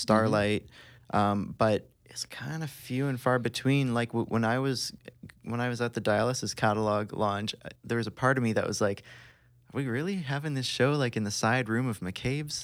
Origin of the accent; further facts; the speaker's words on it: Tri-Cities, Ontario, Canada; We're all from the Tri-Cities.